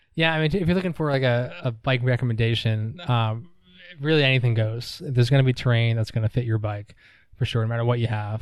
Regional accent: New York, United States; moved away as an adult; also born or lived in Durham, North Carolina; now in Asheville, United States; I grew up in New York

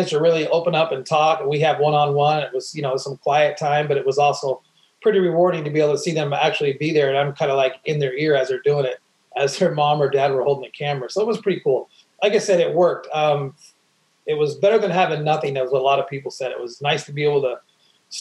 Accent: Oregon, United States; also born or lived in Great Lakes, Illinois; I grew up in Oregon, born in Great Lakes. My dad was in the military, in the Marines

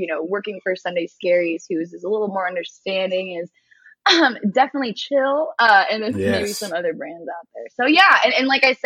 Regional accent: East Bay, San Francisco Bay Area, California, United States; moved away as an adult; also born or lived in San Diego; I was born and raised in the Bay Area, East Bay, San Francisco area.

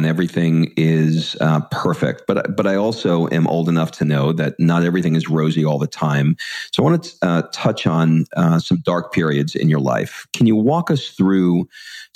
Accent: New York City, New York, United States; I grew up in Queens

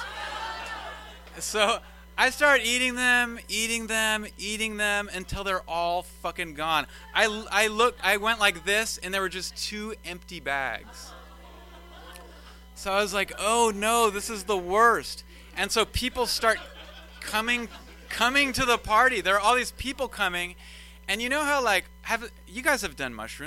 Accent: Sacramento, California, United States; also born or lived in Davis; I come from Sacramento

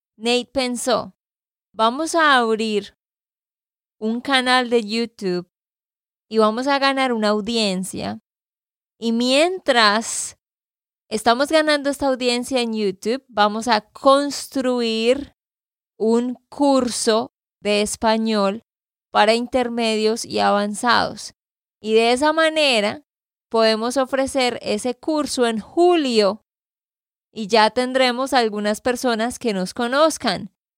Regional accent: Santander, Colombia; de Santander, Colombia.

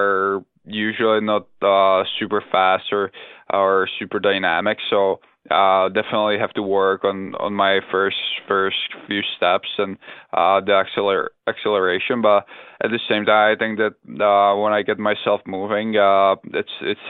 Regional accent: Czechia; born or raised there; English is a second language; moved away; also born or lived in Finland

